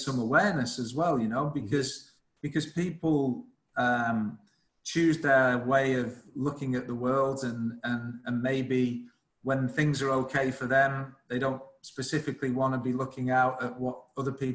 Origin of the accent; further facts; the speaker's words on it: Blackpool, North West England, United Kingdom; moved away; also born or lived in London; Blackpool, my hometown